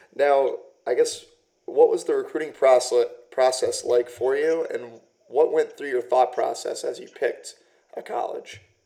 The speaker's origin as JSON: {"language": "English", "country": "United States", "said": "I'm from um, just outside of DC"}